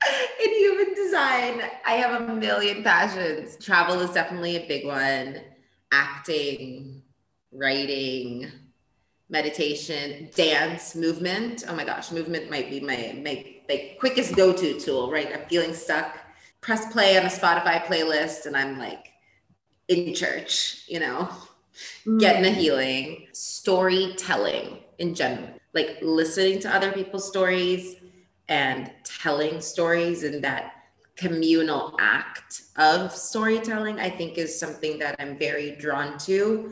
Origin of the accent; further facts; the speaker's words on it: Ethiopia; also born or lived in Portugal / New York, United States; because I was born in Portugal. I grew up in Ethiopia, a little bit in Portugal. Then I went to New York.